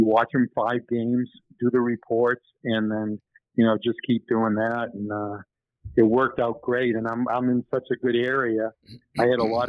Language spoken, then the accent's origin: English; New Hampshire, United States; we grew up in New Hampshire together